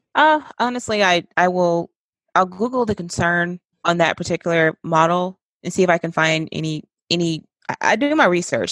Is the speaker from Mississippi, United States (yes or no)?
yes; West Point, Mississippi, United States; now in Georgia, United States; my hometown